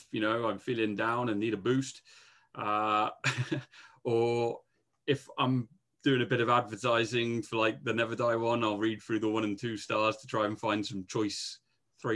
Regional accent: England, United Kingdom; I'm English

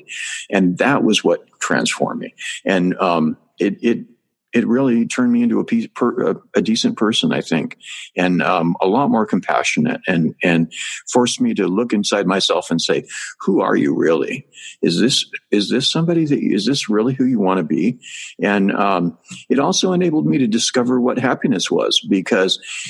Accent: Northern California, United States; moved away as an adult; also born or lived in Asia / Thailand; I was raised in Northern California

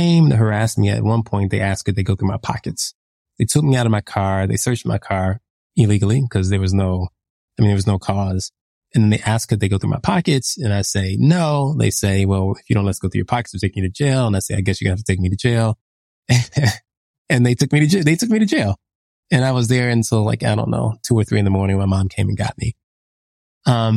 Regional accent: United States; I think of myself as a Black American

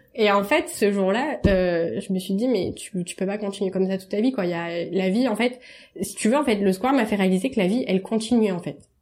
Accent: Marseille, Provence-Alpes-Côte d'Azur, France; je suis marseillaise

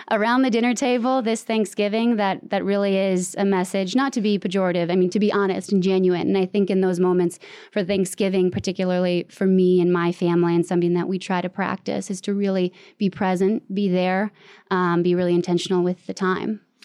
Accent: Michigan, United States; moved away as an adult; now in Washington, D.C., United States; I'm from Michigan and it's a Midwest nice

